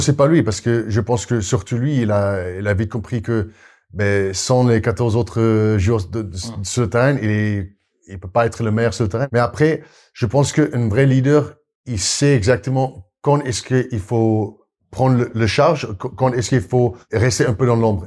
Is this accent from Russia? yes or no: no; South Africa; French is a second language; moved away as an adult; also born or lived in Brive, France / Castres, France / Paris region, France; now in France; je suis sud-africain qui, mm. qui est arrivé, donc j'ai pas au début pas compris la culture, je parlais pas français